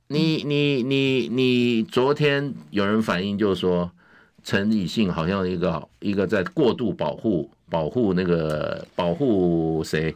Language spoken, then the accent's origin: Chinese; Taiwan; 我在台湾 这个好土生土长长长大